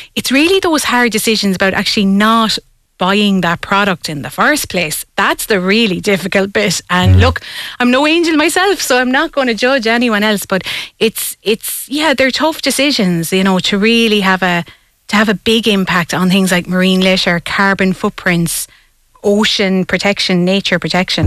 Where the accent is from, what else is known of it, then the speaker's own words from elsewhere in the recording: Tipperary, Ireland; I grew up myself in Tipperary, so I was nowhere near the coastline